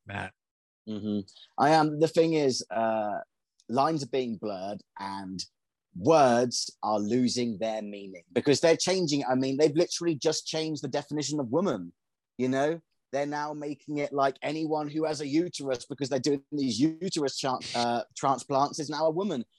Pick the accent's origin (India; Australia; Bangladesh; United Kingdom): United Kingdom; England; moved away as an adult; now in United States; I'm from England